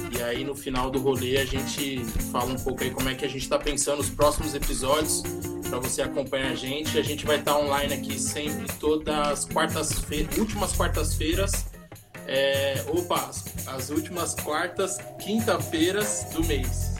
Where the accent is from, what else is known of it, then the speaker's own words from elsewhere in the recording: São Paulo, Brazil; por ter nascido na quebrada do Monte Azul